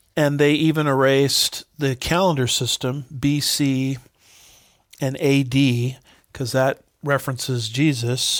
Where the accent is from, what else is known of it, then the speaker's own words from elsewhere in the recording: Los Alamitos, California, United States; I grew up in Los Alamitos, nearby Los Alamitos, California